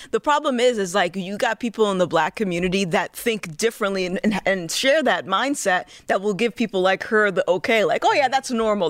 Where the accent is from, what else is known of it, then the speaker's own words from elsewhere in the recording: Rhode Island, United States; I'm from Rhode Island